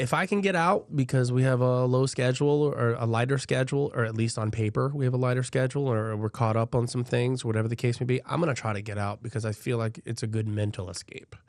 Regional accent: Albany, Georgia, United States; now in Florida, United States; I'm actually from Georgia. Um, Albany

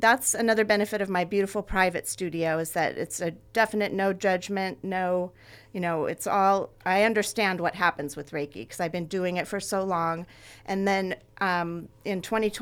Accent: Ventura, California, United States; I grew up here. This is my hometown

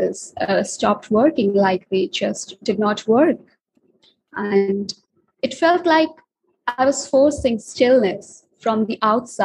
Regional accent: India; I'm an author and I'm from India

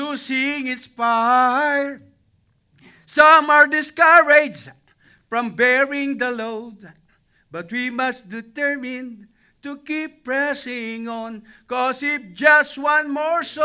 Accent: Cuenca, Batangas, Philippines; moved away; I am the only Baptist in my hometown, in my place in Cuenca, Batangas.

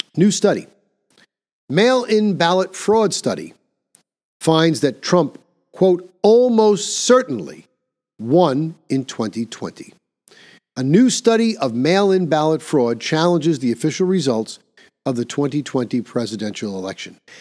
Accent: New York, United States; my home state of New York

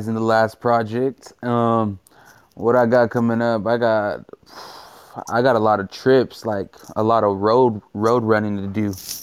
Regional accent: Salinas, California, United States; I was born at fucking, not right here in the fucking podcast, but over at fucking Memorial Hospital

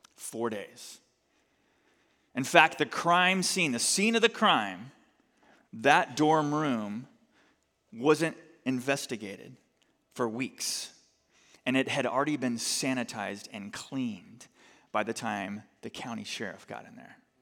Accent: United States; as American Christians

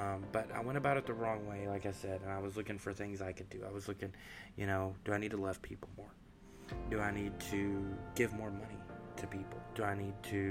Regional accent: the South, United States; I was raised in the South, in a Baptist home

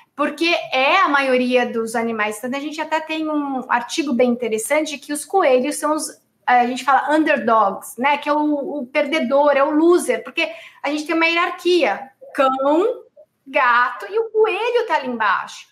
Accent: São Paulo, Brazil; sou do Tatuapé

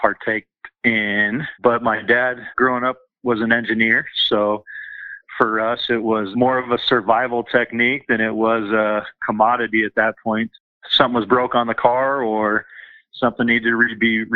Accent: Denver, Colorado, United States; I grew up in Southeast Denver, so I'm pretty seated in the community

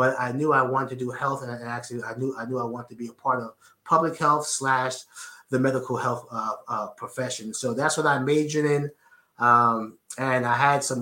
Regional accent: New York City, New York, United States; growing up in Edenwald Projects in the Bronx, I had to make this work because there weren't that many opportunities back home in New York City

